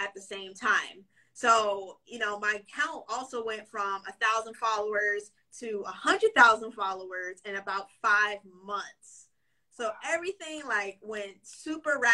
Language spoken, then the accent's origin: English; Waldorf, Maryland, United States; I was born and raised in the DMV, so Maryland specifically